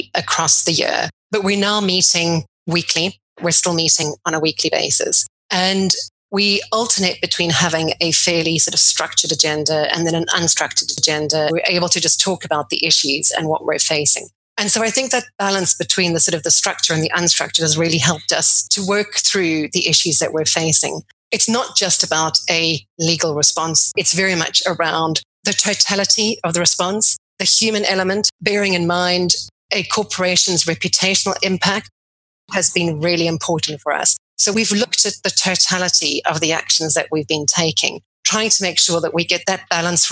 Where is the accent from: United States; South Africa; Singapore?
South Africa; moved away as an adult; also born or lived in Cape Town, South Africa; now in London, United Kingdom; before coming to London, I grew up in South Africa